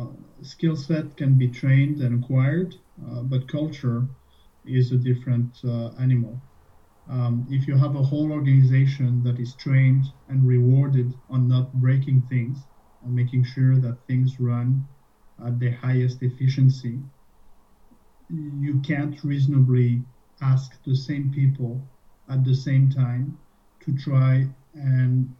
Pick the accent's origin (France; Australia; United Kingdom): France; moved away as an adult; also born or lived in Dublin, Ireland / Boston, United States / Switzerland / Spain; now in Canada; originally I'm French. I was born in France and spent my childhood and my first job was in France.